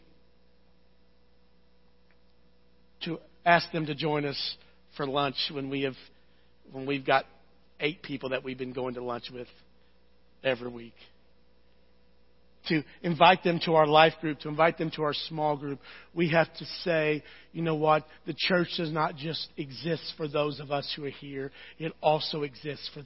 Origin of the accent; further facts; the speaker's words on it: United States; I love being American